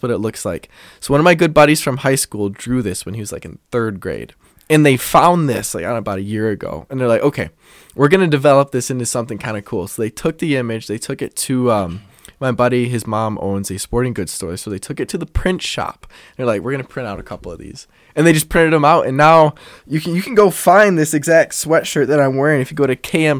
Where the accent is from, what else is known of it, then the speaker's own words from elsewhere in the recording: Brookfield, Wisconsin, United States; I'm from Brookfield, Wisconsin.